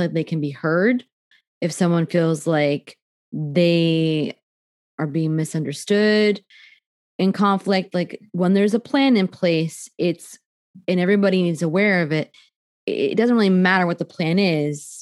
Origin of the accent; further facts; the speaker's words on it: New Jersey, United States; I'm from Jersey